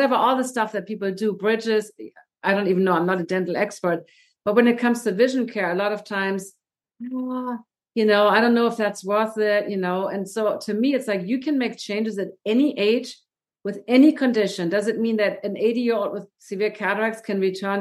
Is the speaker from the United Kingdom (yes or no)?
no; Germany; moved away; I'm from Germany.